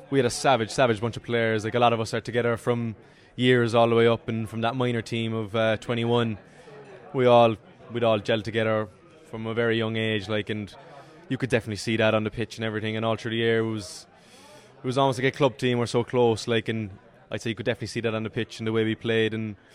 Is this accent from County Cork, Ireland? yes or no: yes; Ballincollig, County Cork, Ireland; I remember being down. Um, I don't know, was it four or five years old, coming down to pitch one down in Ballincollig and getting out to hurley.